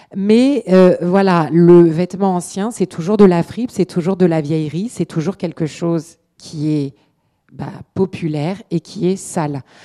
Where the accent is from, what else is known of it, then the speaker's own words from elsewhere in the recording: Paris, Île-de-France, France; moved away as an adult; also born or lived in London; j'ai grandi dans l'Est parisien et je me suis retrouvée dans l'Est londonien